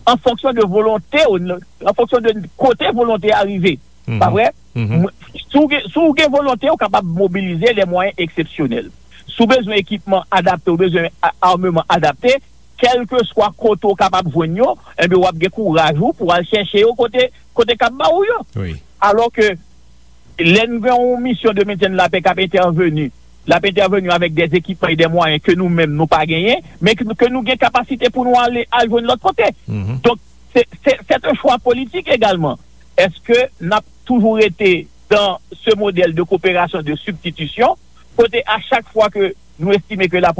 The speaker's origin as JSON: {"language": "French", "country": "Haiti", "said": "Écoutez, en tant qu'haïtien, on a toujours espéré que nous ayons assez d'autonomie"}